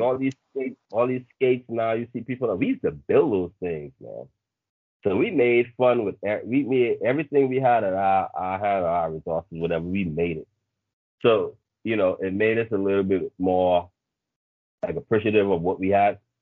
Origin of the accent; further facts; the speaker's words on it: Bahamas; originally uh, born and raised in the Bahamas.